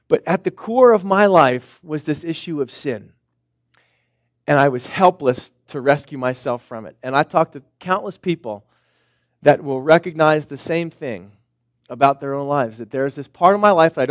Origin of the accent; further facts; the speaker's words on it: Philadelphia, Pennsylvania, United States; where I'm from Philadelphia